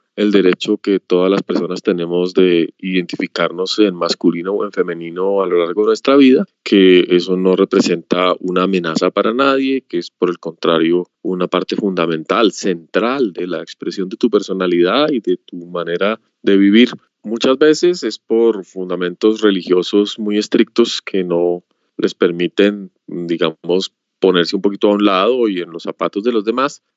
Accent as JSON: {"language": "Spanish", "country": "Colombia", "said": "estoy aquí en mi tierra"}